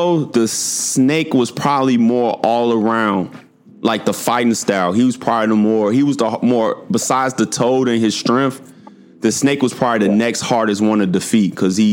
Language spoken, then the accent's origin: English; Chicago, Illinois, United States; my age and I'm from Chicago